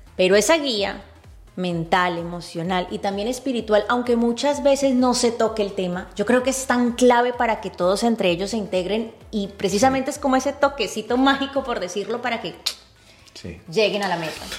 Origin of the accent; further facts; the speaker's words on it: Cali, Valle del Cauca, Colombia; el Deportivo Cali, justo el, uno de los equipos de mi ciudad natal